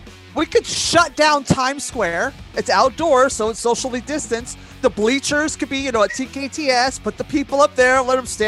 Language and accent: English; New York City, New York, United States